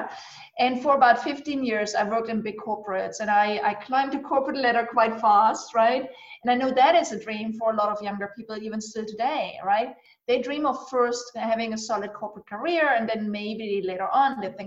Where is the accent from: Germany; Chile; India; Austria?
Germany; eastern Germany; I grew up actually in Eastern Germany.